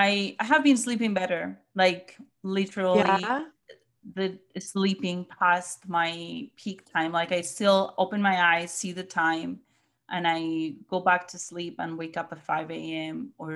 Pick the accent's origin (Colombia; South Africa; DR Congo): Colombia; now in Missouri, United States; I live in Missouri, but I'm originally from Colombia.